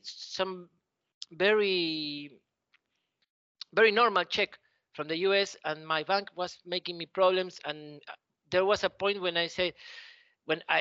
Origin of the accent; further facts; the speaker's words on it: Argentina; English is a second language; I learned English. They teach it here in school